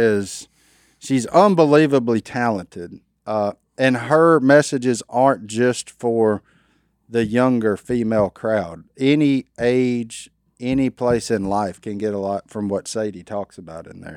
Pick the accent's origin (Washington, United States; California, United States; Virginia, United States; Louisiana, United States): Louisiana, United States; I'm a redneck from Louisiana.